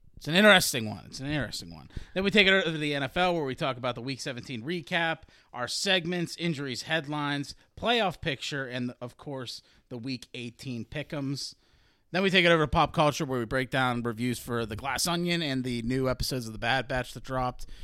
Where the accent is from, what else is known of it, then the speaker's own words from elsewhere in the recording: Baldwin, Pennsylvania, United States; I'm from Baldwin